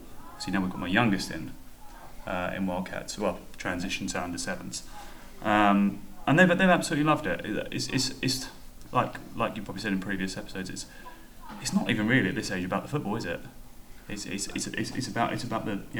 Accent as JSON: {"language": "English", "region": "London", "country": "United Kingdom", "moved": "yes", "lives_now": "Keynsham area, United Kingdom", "said": "I'm from London"}